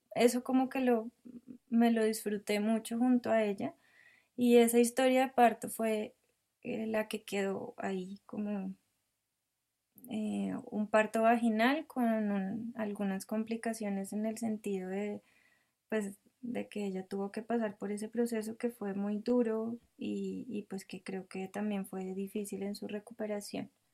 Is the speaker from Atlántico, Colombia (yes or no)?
no; El Rosal, Cundinamarca, Colombia; now in Bogotá, Colombia; nací en Bogotá, pero mis padres vivían en El Rosal, que es un, un pueblo pequeño cerca de Bogotá. Em, allí pasé pues toda mi infancia